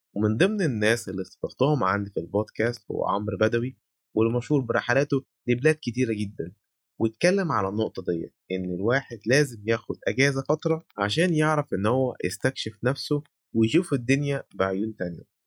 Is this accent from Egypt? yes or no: yes; Egypt; إحنا عندنا في مصر